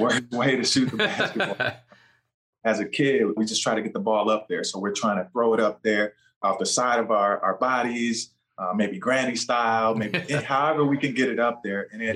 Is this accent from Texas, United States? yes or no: no; Schererville, Indiana, United States; also born or lived in Gary, Indiana; I went to high school in Indiana here at Lake Central High School up in Schererville, St. John, Indiana